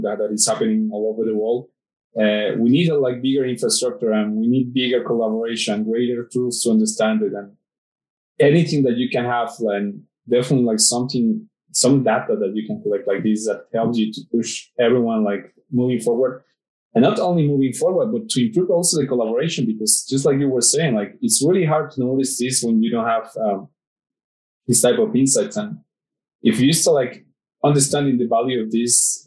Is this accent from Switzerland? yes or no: no; Mexico; in my city in my hometown